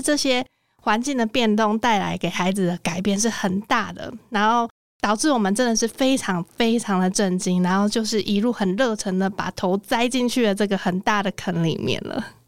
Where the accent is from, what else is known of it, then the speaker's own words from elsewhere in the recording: Miaoli, Miaoli County, Taiwan; now in Taipei, Taiwan; 我是在苗栗长大